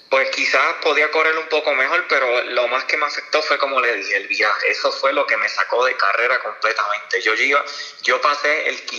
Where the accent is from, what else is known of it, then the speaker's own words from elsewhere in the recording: Orocovis, Puerto Rico; Hice unas repeticiones en mi pueblo, en Orocovi, y me sentí muy bien.